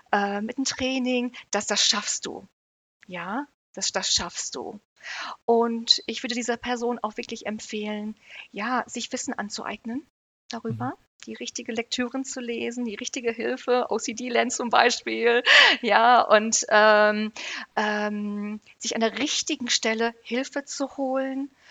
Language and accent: German; Herford, North Rhine-Westphalia, Germany; Ich komme aus Herford, ist wahrscheinlich auch gar nicht so mhm. bekannt, in der Nähe von Hannover, in äh, Ostwestfalen-Lippe.